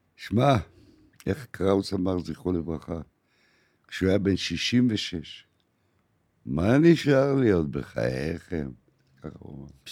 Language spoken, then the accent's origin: Hebrew; Haifa, Haifa District, Israel; moved away as an adult; now in Tel Aviv, Israel; עד 1973, עד מלחמת יום הכיפורים הייתי בחיפה. הייתי חייל קרבי